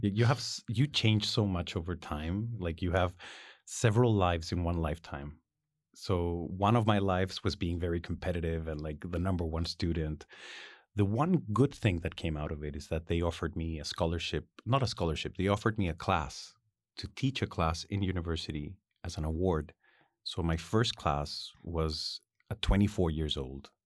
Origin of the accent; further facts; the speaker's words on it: Ritoque, Valparaíso, Chile; I was born in Ritoque.